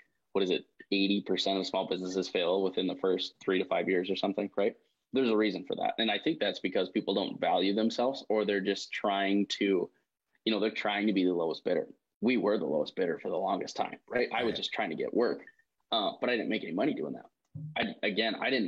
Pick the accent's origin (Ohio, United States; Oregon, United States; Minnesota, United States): Minnesota, United States; Detroit Lakes; Detroit Lakes, Minnesota